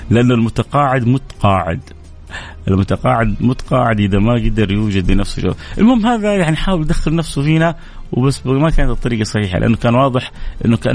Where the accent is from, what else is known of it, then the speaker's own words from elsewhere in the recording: Egypt; now in Medina, Saudi Arabia; من مصر وعايش في احسن وافضل مكان في المملكه وهي المدينه المنوره